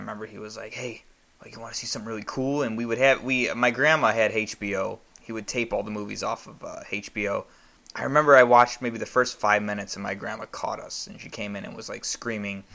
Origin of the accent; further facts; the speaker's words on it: United States; I'm an American